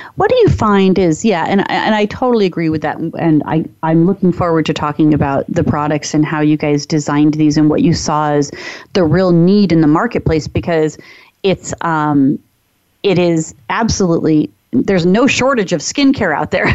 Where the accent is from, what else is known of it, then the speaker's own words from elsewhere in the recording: Phoenix, Arizona, United States; I grew up in Phoenix, Arizona, so it's hot, it's dry